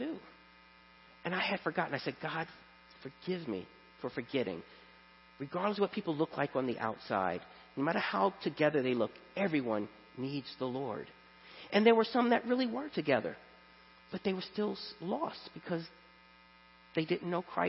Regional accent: New York City, New York, United States; moved away as an adult; I grew up in Brooklyn, which they call the borough of churches.

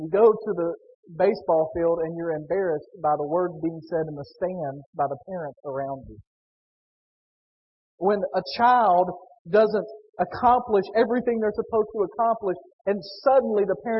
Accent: Northwest Tennessee, United States; Growing up in Northwest Tennessee

